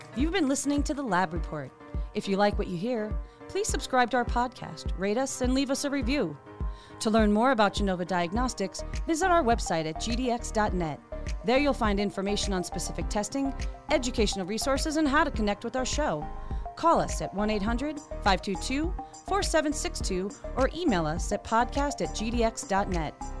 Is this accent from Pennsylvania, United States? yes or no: yes; Scranton, Pennsylvania, United States; I grew up outside of Scranton, Pennsylvania